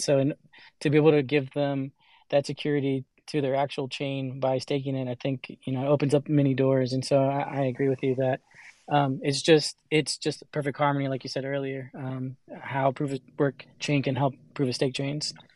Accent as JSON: {"language": "English", "country": "El Salvador", "said": "I'm from El Salvador"}